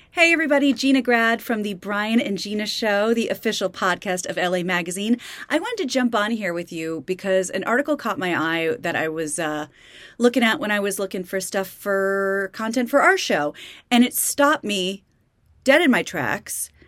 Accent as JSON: {"language": "English", "region": "Kansas", "country": "United States", "tie": "born or raised there", "moved": "yes", "lives_now": "California, United States", "said": "I grew up in Kansas."}